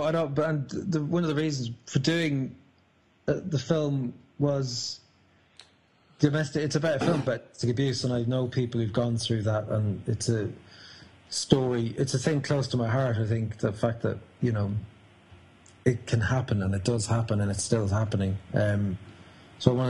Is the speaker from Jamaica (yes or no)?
no; a small town near Dublin, Leinster, Ireland; now in London, United Kingdom; I'm Irish and I'm from a small town near Dublin